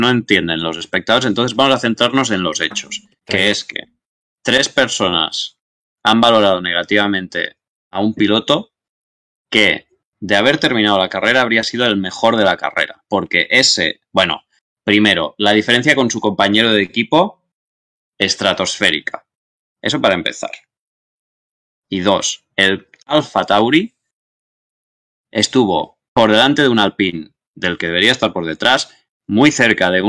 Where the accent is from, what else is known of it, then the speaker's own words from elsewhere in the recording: Andorra; Yo soy de Andorra. En todo caso, o sea, si tengo que elegir un grupo de Eurofans, voy con Andorra.